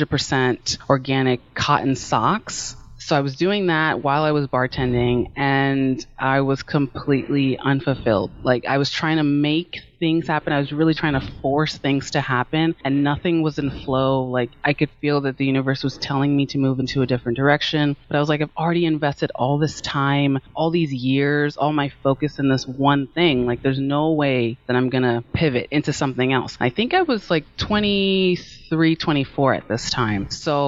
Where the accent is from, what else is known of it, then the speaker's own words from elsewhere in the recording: Maryland, United States; also born or lived in California; I was born in California and I moved back and forth from the East Coast to the West Coast. So I just kind of say that I'm from Maryland because it's just a lot easier than to tell the story of like childhood moving back and forth.